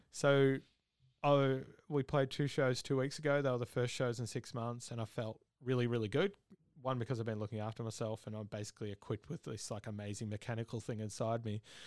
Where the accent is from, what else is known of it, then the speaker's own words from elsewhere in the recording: Victoria, Australia; now in Brisbane, Australia; I'm originally from Victoria